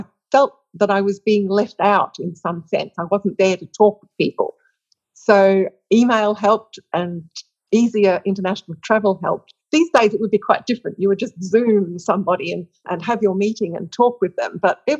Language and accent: English; Australia; Well, I think I have very, very broad research interests, because of coming back to Australia and because of working at the University of Western Australia